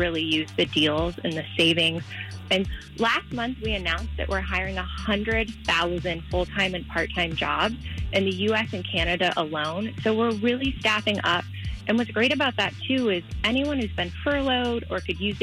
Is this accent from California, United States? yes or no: no; Pennsylvania, United States; I'm from Pennsylvania